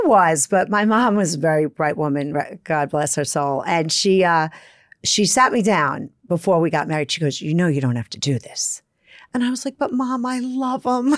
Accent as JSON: {"language": "English", "town": "Brooklyn", "region": "New York", "country": "United States", "tie": "born or raised there", "accent": "Brooklyn", "said": "I grew up in Brooklyn in the seventies"}